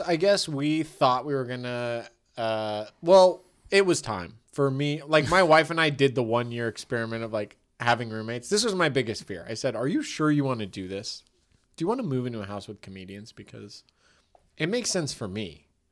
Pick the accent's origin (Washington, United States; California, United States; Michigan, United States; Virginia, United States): California, United States; Tiburon; I grew up in Tiburon.